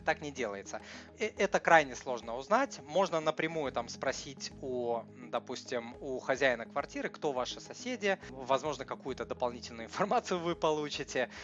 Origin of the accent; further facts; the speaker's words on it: Saint Petersburg, Russia; я ж из Питера